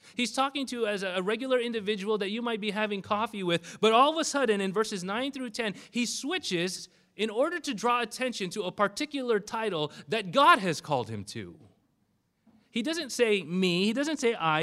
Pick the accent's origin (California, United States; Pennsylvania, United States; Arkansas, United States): California, United States; Bellflower; I did grow up in this particular area, very close uh, to the Bellflower area. I went to a Dutch Reformed high school in Cerritos